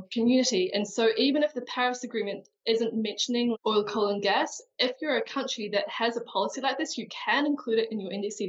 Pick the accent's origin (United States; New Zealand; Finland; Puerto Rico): New Zealand; I am a New Zealander